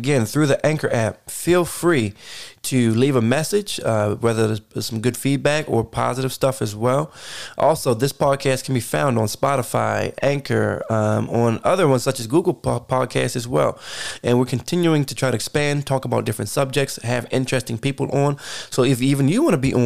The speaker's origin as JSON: {"language": "English", "town": "Baltimore", "region": "Maryland", "country": "United States", "tie": "born or raised there", "moved": "as an adult", "lives_now": "Atlanta, United States", "said": "for me growing up in Baltimore"}